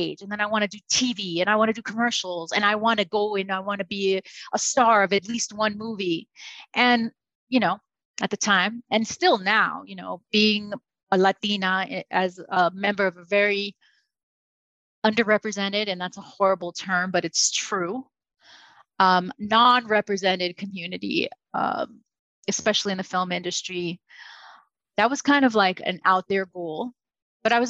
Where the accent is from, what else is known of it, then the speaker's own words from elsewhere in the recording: New York City, New York, United States; moved away; also born or lived in Hollywood; I grew up in the Bronx. I grew up in New York City